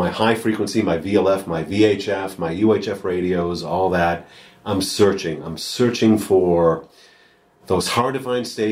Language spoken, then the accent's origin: English; New England, United States; I grew up in New England